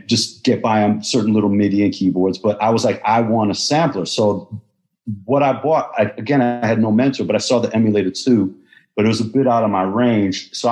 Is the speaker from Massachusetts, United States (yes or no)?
yes; Boston, Massachusetts, United States; moved away; also born or lived in New York; I was coming from Boston. I wasn't originally from New York